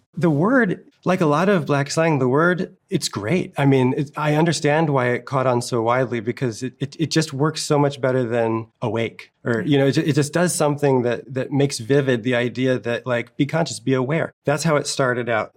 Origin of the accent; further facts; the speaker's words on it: not far from Newark, New Jersey, United States; I grew up in New Jersey, not far from Newark, New Jersey